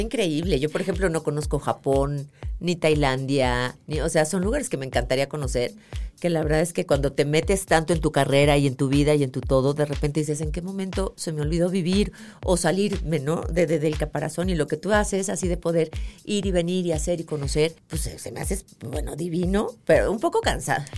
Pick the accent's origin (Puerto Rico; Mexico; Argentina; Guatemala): Mexico; also born or lived in Leverkusen, Germany; soy más mexicana mm. que nada, porque pues he vivido aquí toda la vida